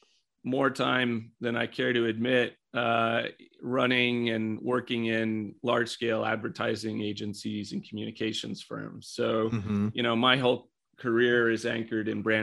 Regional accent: Mexico; moved away as an adult; also born or lived in Detroit, Michigan, United States / Fort Collins, Colorado, United States / Texas, United States; now in Colorado, United States; was born outside of Detroit and grew up in Mexico

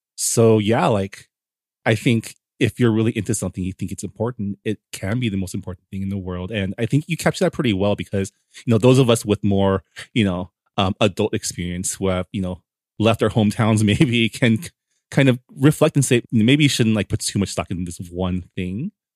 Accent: San Gabriel, California, United States; I grew up in the San Gabriel Valley, in the city of San Gabriel.

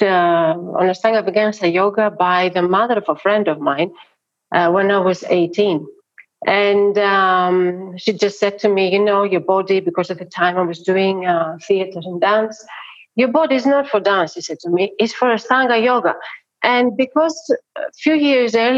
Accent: Athens, Attica, Greece; I'm not from Crete. You know, I am from Athens. I've been born in Athens. I've been born in Plaka, under Acropolis.

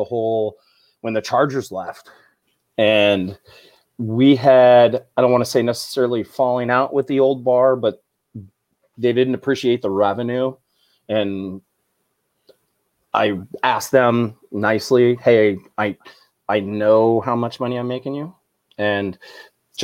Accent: Chino, California, United States; now in San Diego, United States; Chino, California, about 100 miles north of San Diego, 40 miles east of L.A.

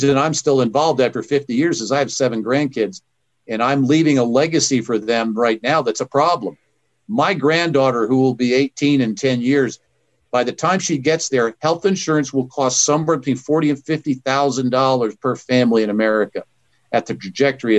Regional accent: Kansas, United States; I'm from Kansas

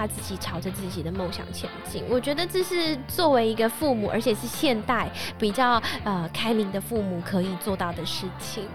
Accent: Taoyuan, Taiwan; first language Hakka; 我其实啊，在桃园，就是土生土长的桃园人

